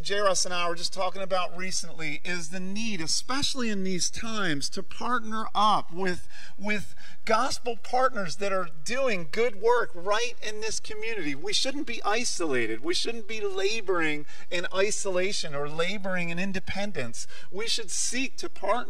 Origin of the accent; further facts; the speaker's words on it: New York City, New York, United States; moved away; I grew up in New York City